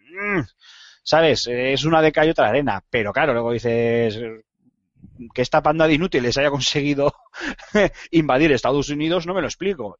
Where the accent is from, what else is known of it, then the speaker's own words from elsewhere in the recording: Spain; Aquí somos muy extremistas en ese sentido